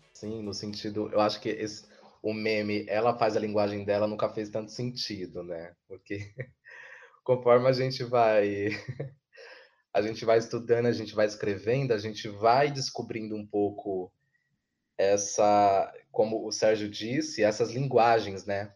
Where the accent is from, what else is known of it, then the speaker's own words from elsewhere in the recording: São Paulo, Brazil; eu que sou de Goianazes